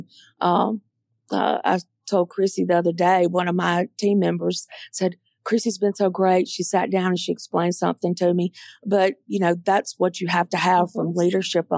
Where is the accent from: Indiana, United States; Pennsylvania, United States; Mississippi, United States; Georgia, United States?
Mississippi, United States; Mississippi Delta, United States; moved away as an adult; also born or lived in Atlanta; I grew up in the Mississippi Delta, and I love the Mississippi Delta. It's my home.